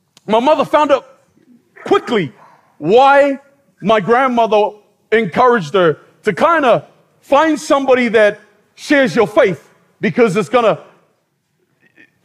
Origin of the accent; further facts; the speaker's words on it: New Zealand; As a Polynesian growing up in New Zealand